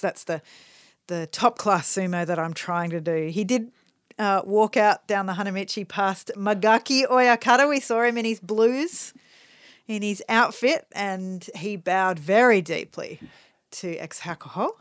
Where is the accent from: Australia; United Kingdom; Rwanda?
Australia